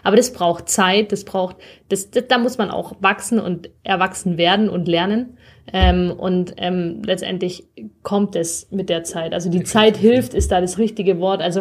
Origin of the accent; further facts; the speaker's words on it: Zuffenhausen, Baden-Württemberg, Germany; wir sind {S0} beide in Zuffenhausen geboren und aufgewachsen, kennen die uns halt schon oft als Stöpsel irgendwie